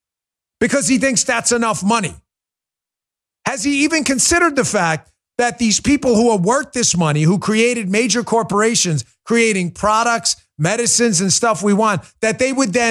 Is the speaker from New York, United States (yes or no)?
yes; New York, United States; moved away as an adult; also born or lived in Maryland; now in Florida, United States; I grew up in New York into my 20s, moved to Maryland, spent over a decade in Maryland, two deep blue states